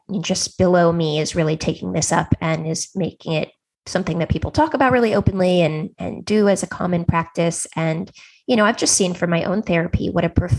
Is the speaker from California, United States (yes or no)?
yes; Silicon Valley, California, United States; I grew up in Silicon Valley